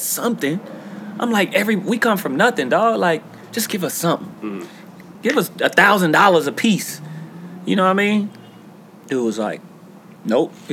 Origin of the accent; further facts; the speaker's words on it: Los Angeles, California, United States; I'm from Watts